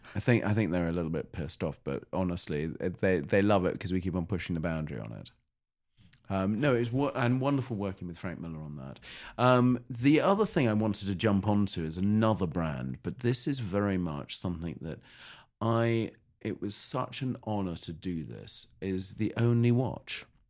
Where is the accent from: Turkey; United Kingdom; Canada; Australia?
United Kingdom; also born or lived in United States (born); I am British